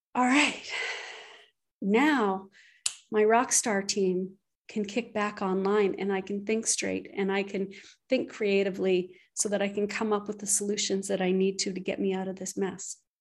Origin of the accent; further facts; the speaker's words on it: Canada; I'm Canadian